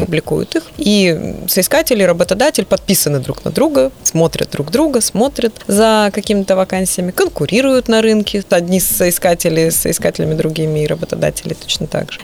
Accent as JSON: {"language": "Russian", "town": "Vladivostok", "region": "Primorsky Krai", "country": "Russia", "tie": "born or raised there", "said": "я сама родилась и выросла в Владивостоке"}